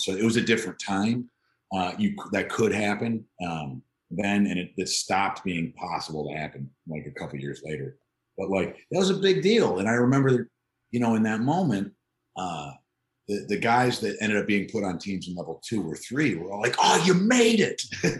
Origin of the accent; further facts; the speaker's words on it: Chicago, Illinois, United States; moved away as an adult; also born or lived in New York / Iowa / Los Angeles; now in Oklahoma City, United States; I grew up in the Chicagoland area.